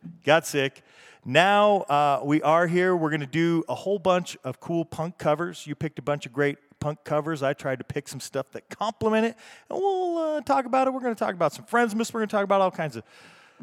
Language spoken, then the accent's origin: English; Salt Lake City, Utah, United States; we're here in Salt Lake City. We're from Salt Lake City